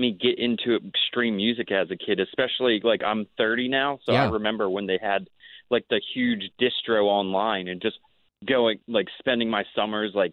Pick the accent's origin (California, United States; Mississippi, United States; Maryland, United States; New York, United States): Maryland, United States; Ocean City; moved away as an adult; also born or lived in Philadelphia; Ocean City, Maryland, my hometown